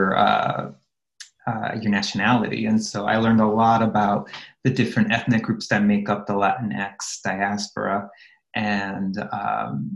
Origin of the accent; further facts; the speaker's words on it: Los Angeles, California, United States; I grew up in the San Fernando Valley in Los Angeles in California.